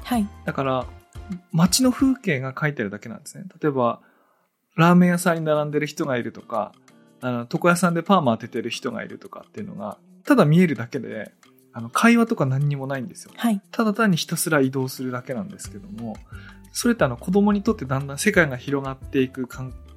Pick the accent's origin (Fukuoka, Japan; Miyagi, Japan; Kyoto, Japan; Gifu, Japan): Gifu, Japan; Tōnō; 東能の出身